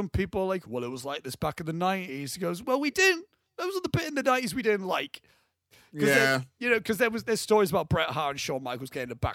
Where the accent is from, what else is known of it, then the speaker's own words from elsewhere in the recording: South Africa; now in United Kingdom; oh, ah, because I'm from South Africa, and that's like, got like quite like a surfing place.